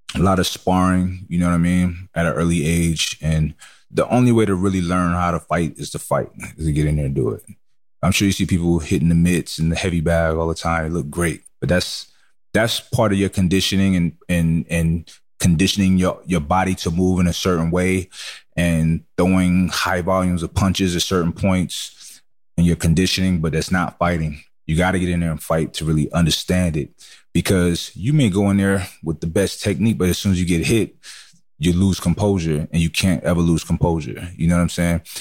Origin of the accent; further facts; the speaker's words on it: New York City, New York, United States; I grew up in Brooklyn, New York